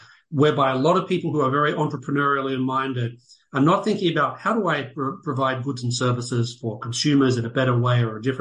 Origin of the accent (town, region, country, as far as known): United States